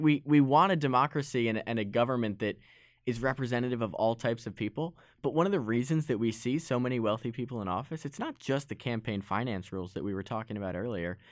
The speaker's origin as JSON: {"language": "English", "town": "Westport", "region": "Connecticut", "country": "United States", "tie": "born or raised there", "said": "in my hometown of Westport"}